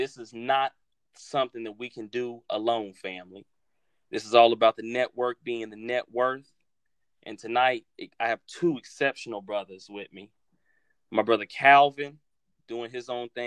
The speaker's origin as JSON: {"language": "English", "town": "Chicago", "region": "Illinois", "country": "United States", "moved": "yes", "said": "a brother originally from Chicago"}